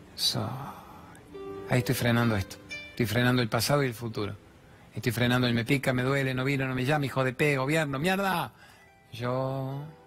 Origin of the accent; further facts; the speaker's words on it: Argentina; soy el periodista argentino